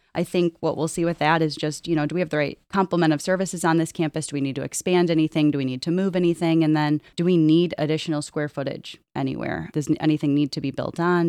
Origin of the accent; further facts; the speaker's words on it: Perrysburg, Ohio, United States; also born or lived in Minnesota; I am from Perrysburg. I grew up in the Toledo area